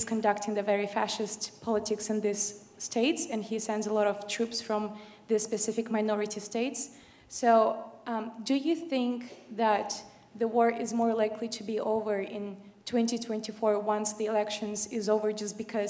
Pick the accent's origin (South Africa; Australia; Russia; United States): Russia; moved away; I'm from Russia.